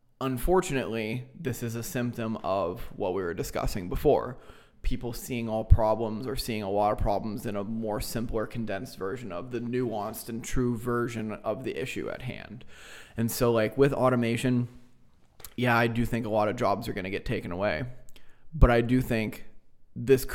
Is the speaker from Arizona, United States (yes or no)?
no; Erie, Pennsylvania, United States; I was born and raised here. I grew up in Harbor Creek